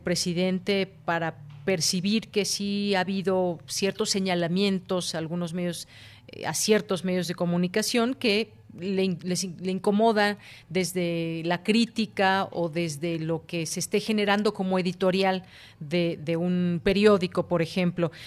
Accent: Mexico; como mexicanos

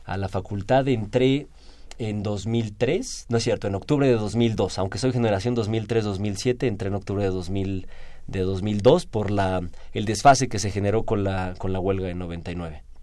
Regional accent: Mexico

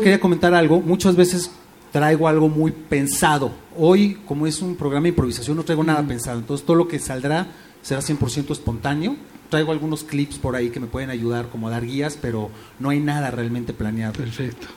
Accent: Mexico; me considero mexicano 100%

